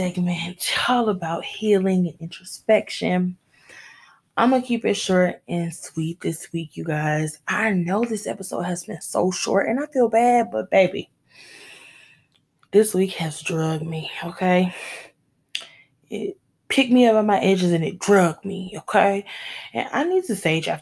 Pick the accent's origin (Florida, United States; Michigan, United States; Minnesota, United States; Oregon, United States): Michigan, United States; my home state of Michigan, shout out to my home state